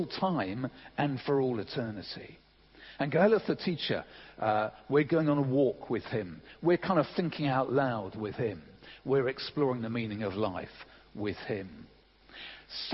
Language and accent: English; England, United Kingdom; I'm English